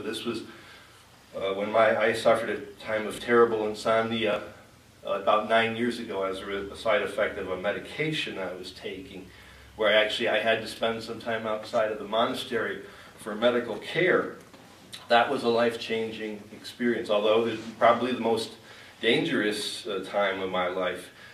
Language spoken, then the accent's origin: English; Chicago, Illinois, United States; moved away; also born or lived in Great Plains; spending 12 years out in Great Plains when I grew up in the Chicago area